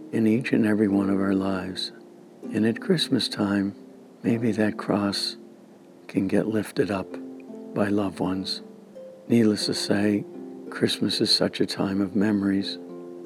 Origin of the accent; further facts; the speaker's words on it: Clinton, Massachusetts, United States; my hometown original parish of St. John, the Guardian of Our Lady, in Clinton, Mass.